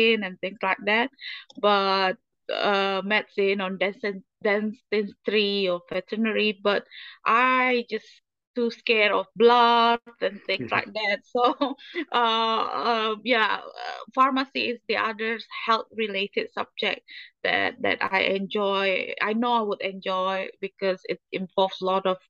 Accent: Indonesia; moved away as an adult; also born or lived in United Kingdom; I was treated in my home country

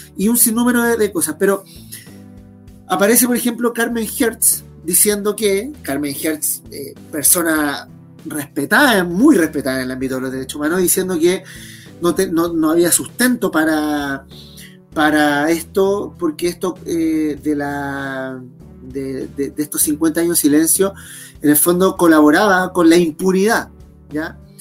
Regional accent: Chile; como sociedad chilena

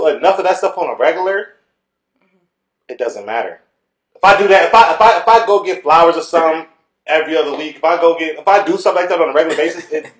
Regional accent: Austin, Texas, United States; I grew up in Austin.

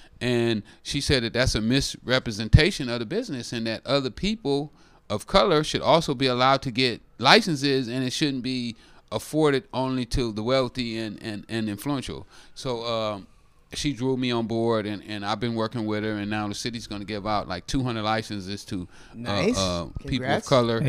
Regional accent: Oakland, California, United States; oh, no, you don't like me because I'm from Oakland.

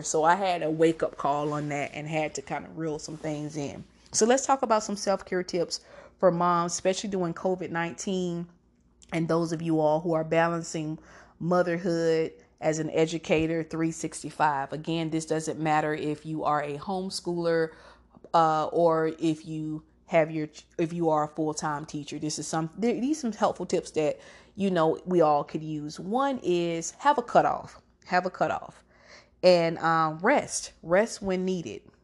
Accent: Georgia, United States; I'm from Georgia

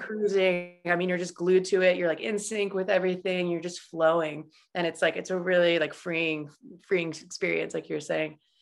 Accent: Idaho, United States; moved away as an adult; also born or lived in Utah; growing up in Idaho

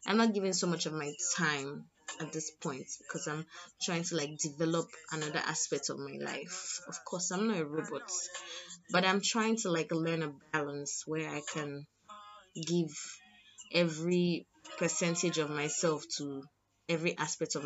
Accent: Lagos, Nigeria; I'm from Lagos

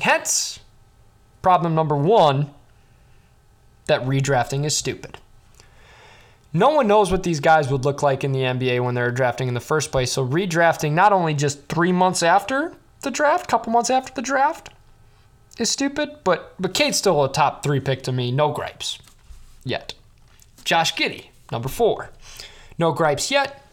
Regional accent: Chicago, Illinois, United States; I grew up in Chicago.

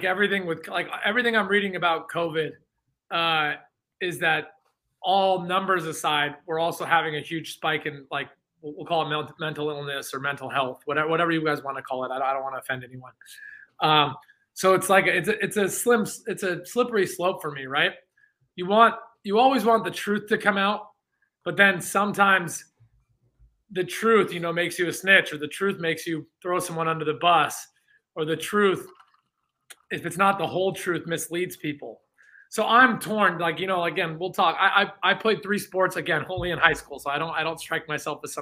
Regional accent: San Francisco, California, United States; I'm from San Francisco

